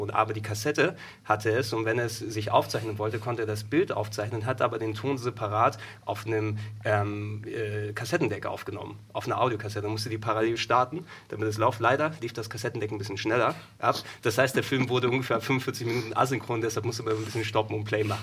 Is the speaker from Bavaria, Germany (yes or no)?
no; Hamburg, Germany; in Hamburg geboren.